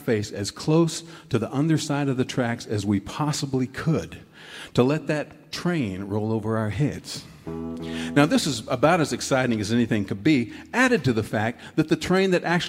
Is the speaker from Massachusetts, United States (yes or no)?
no; Garland, Texas, United States; moved away as an adult; now in North Carolina, United States; I grew up in Texas, but I've been in North Carolina since my early 20s learning the old mountain music. But when I was a little boy, my mom would send my brother and me, this is in Garland, Texas